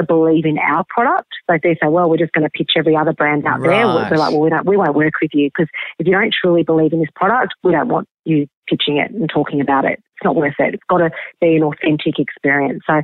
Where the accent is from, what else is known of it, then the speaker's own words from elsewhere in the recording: Albury, New South Wales, Australia; moved away; also born or lived in Seattle, United States; I grew up in Albury, Wodonga in the country.